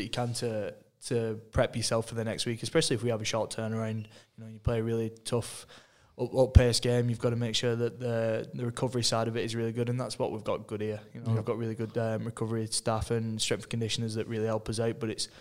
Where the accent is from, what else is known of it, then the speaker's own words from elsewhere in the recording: England, United Kingdom; moved away; I'm an Englishman